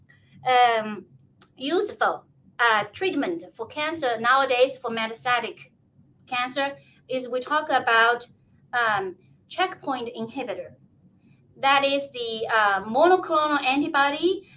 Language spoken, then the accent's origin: English; China; now in Kennewick, United States; I was born in China